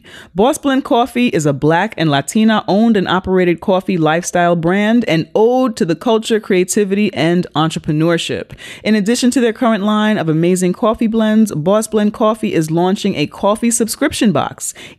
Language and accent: English; New York City, New York, United States; because I'm from the Bronx